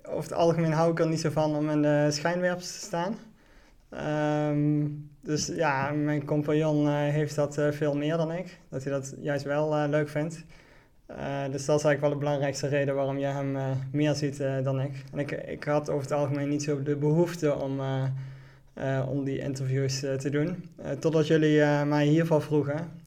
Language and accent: Dutch; Venray, Limburg, Netherlands; Ik ben, eh, ik ben 38 jaar. Ik eh, ben geboren en opgegroeid in Venray.